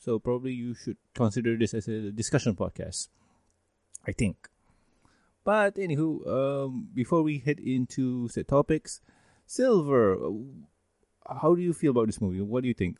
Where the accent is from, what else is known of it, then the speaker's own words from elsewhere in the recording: Malaysia; a Malaysian